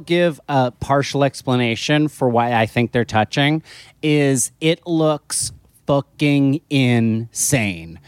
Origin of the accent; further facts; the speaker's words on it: New Jersey shore, United States; I grew up in New Jersey on the, on the New Jersey shore